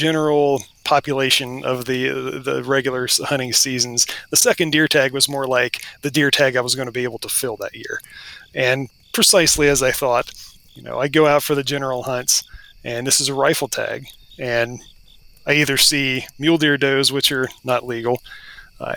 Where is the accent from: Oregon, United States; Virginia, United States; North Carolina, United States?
Virginia, United States; Western; also born or lived in Southeast Washington; now in Washington, United States; I'm an Appalachian boy. While I might live out in the Pacific Northwest now, my roots are pretty deep in the deciduous forest and Western Virginia. And I grew up in a deer hunting family